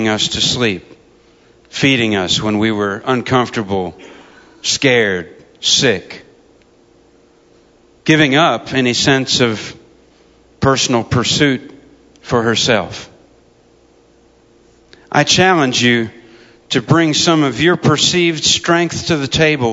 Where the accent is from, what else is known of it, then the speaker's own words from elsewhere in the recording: United States; As an American soldier